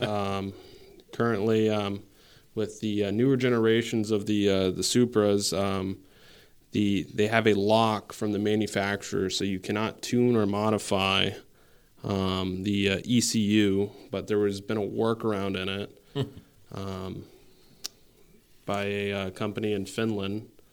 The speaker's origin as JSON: {"language": "English", "town": "San Antonio", "region": "Texas", "country": "United States", "tie": "born or raised there", "moved": "yes", "lives_now": "Saint Albans, United States", "said": "I'm originally from San Antonio, Texas, um, for most of my life, but, uh, I'm here in Saint Albans, Vermont now"}